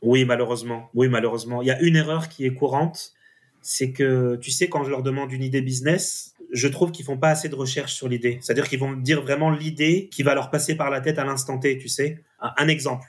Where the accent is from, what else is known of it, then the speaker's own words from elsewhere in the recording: France; en tant que, en tant que petit français